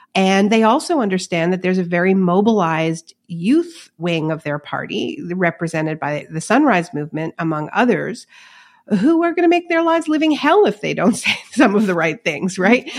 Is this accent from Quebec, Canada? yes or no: yes; Montreal, Quebec, Canada; my hometown of Montreal